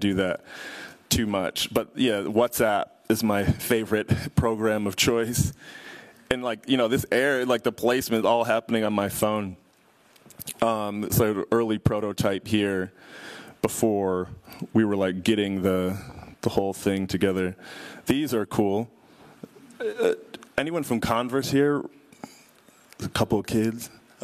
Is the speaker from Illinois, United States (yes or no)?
yes; Chicago, Illinois, United States; I'm from Chicago